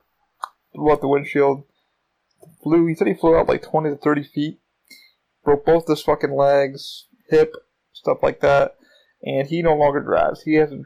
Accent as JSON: {"language": "English", "region": "New York", "country": "United States", "moved": "yes", "lives_now": "Florida, United States", "said": "I am from New York."}